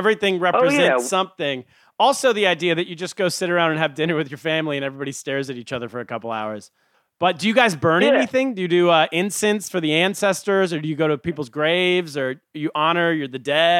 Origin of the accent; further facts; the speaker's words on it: California, United States; moved away; Growing up in California, you never hear about Rosh Hashanah.